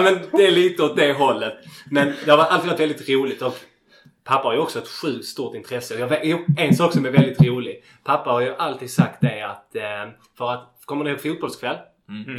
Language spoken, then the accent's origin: Swedish; Landskrona, Skåne, Sweden; jag är född och uppvuxen i Landskrona och, och bor kvar här ännu.